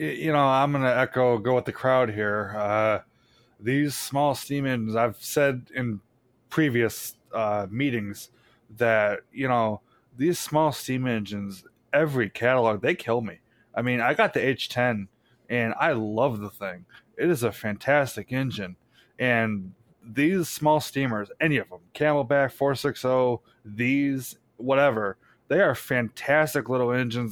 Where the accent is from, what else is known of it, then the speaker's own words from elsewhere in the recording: New York, United States; I'm from New York